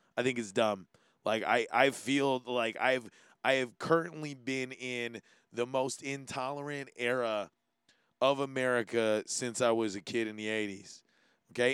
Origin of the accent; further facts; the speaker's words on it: Hawaii, United States; being Hawaiian